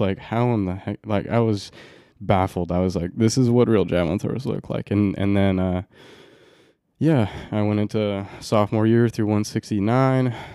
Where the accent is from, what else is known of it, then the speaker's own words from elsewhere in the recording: Roseburg, Oregon, United States; I grew up in Roseburg, Oregon.